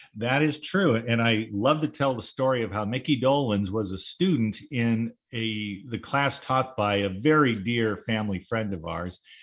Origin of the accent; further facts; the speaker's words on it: Orange County, California, United States; growing up in Orange County, seven miles from Disneyland